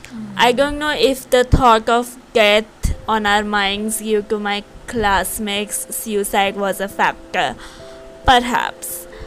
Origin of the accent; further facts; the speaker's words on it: La Crosse, Wisconsin, United States; When I was a freshman in high school in my hometown of La Crosse, Wisconsin, I was sleeping over at my friend Tom's house.